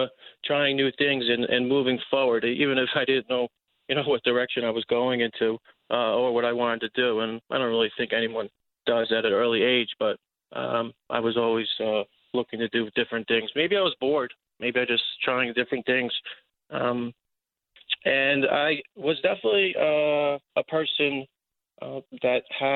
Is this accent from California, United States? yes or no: no; Westchester, New York, United States; growing up in Westchester, New York, was definitely something